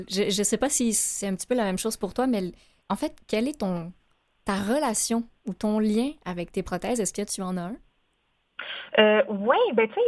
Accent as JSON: {"language": "French", "area": "Mauricie", "region": "Quebec", "country": "Canada", "tie": "born or raised there", "said": "je suis native de la région de la Mauricie"}